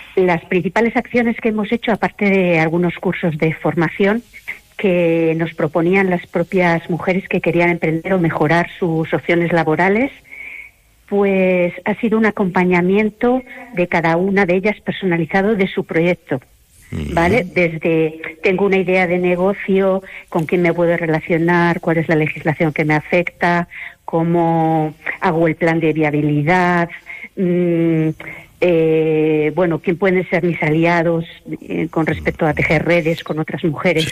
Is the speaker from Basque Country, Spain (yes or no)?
no; Madrid, Community of Madrid, Spain; moved away as an adult; now in Palencia, Spain; soy de Madrid, pero es que hace ya 30 años que vine aquí